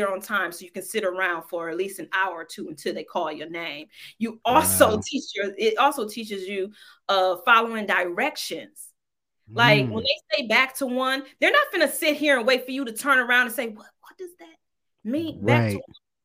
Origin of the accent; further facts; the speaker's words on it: Detroit, Michigan, United States; moved away as an adult; now in Los Angeles, United States; And I was like, Detroit.